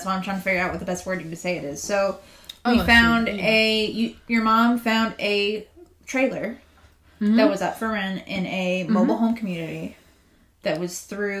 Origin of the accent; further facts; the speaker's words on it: Simpsonville, South Carolina, United States; now in Gray Court, United States; I'm from the Simpsonville area. Mm-hmm. I've lived there my entire life.